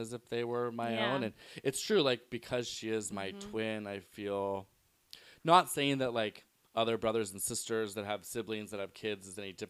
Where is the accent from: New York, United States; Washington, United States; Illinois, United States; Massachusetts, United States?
Washington, United States; Shoreline; also born or lived in Seattle, Washington / Los Angeles, California; I was born in Seattle, and right after kindergarten, we moved to Shoreline. So I've been in Shoreline. You know, I went to school